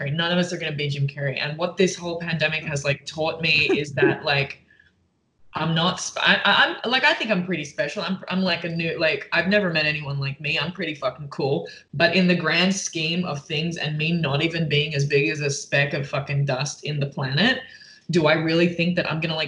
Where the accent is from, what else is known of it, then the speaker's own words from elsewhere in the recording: Perth, Western Australia, Australia; also born or lived in Melbourne, Australia / London, United Kingdom; now in United States; I'm from Perth, which is the left. I lived in Melbourne, which is on the right.